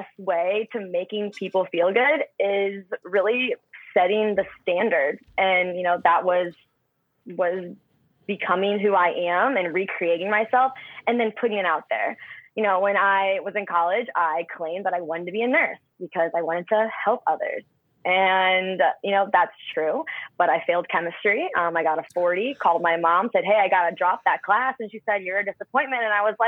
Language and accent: English; Fenton, Missouri, United States; now in California, United States; I born and raised there. And I say St. Louis, but I'm like 30 minutes south of St. Louis. Fenton, Missouri is my hometown